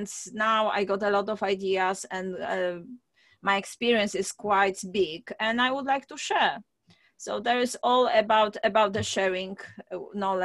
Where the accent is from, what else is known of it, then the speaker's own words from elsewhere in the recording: Poland; moved away as an adult; I'm originally from Poland, and I'm supposed to be a doctor because I finished medical school